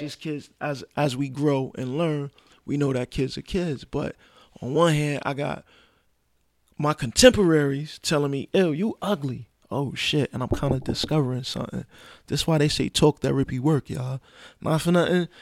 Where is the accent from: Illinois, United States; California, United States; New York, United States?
New York, United States; New York City; I'm from Brooklyn, New York, born and raised